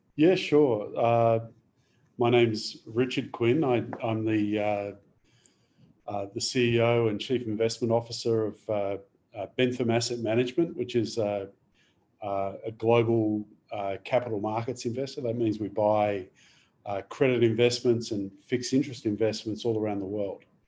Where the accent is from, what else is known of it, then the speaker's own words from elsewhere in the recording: Adelaide, South Australia, Australia; moved away; I originally I'm from Adelaide.